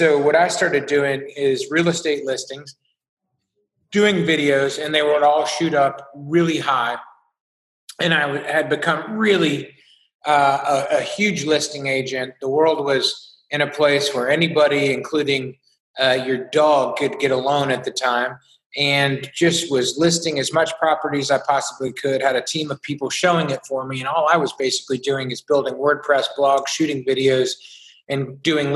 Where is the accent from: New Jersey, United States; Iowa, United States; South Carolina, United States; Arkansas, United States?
South Carolina, United States; Beaufort; I was from a small coastal town in South Carolina called Beaufort